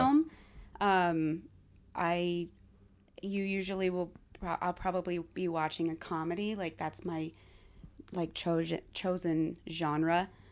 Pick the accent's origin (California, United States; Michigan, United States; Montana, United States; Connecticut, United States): Montana, United States; Laurel; also born or lived in Billings, Montana; I grew up just outside of Billings in Laurel, but spent the majority of my time in Billings